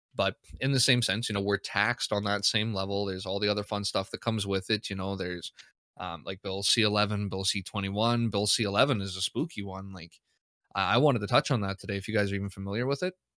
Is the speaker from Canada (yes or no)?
yes; Canada; I'm a Canadian